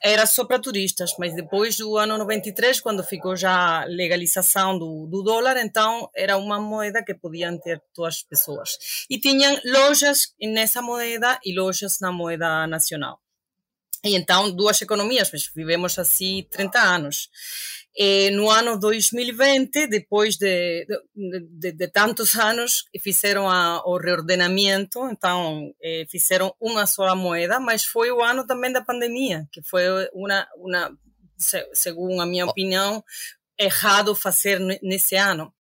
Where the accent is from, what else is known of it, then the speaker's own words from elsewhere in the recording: Havana, Cuba; Portuguese is a second language; moved away as an adult; also born or lived in Paris; now in Lisbon, Portugal; Eu nasci e cresci em Havana